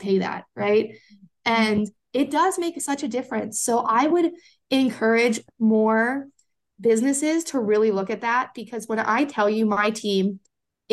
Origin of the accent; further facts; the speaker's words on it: Pennsylvania, United States; Pennsylvania is my home state.